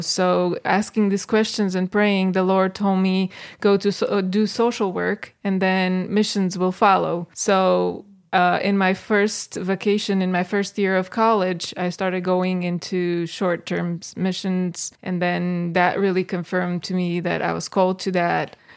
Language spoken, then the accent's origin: English; Bucharest, Romania; moved away as an adult; also born or lived in Michigan, United States; now in Greece; from Bucharest, uh, got married to John, moved here in Michigan